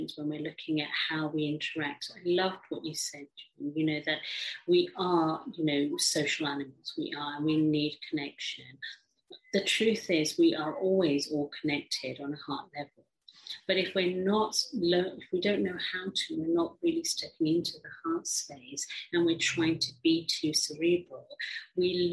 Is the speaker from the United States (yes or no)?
no; England, United Kingdom; also born or lived in Africa; I grew up in England, although I was born in Africa from an Indian background